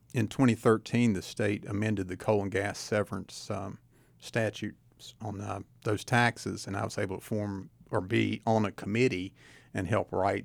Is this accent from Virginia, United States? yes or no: yes; Tazewell, Virginia, United States; I did. I'm from Tazewell. I'm a Tazewell Bulldog.